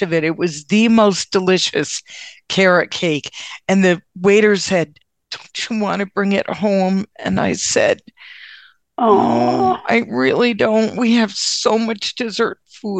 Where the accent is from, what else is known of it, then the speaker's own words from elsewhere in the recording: Connecticut, United States; now in Massachusetts, United States; Connecticut originally, and now I live in Massachusetts